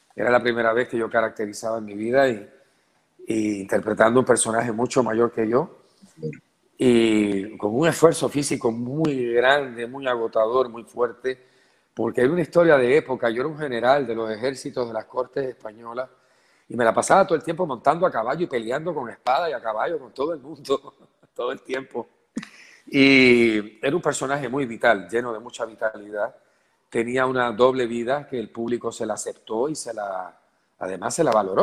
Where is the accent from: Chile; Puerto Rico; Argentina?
Puerto Rico; moved away as an adult; also born or lived in Venezuela / Colombia / Mexico / Spain; un hombre que nació aquí, que se desarrolló aquí, que se tuvo que exiliar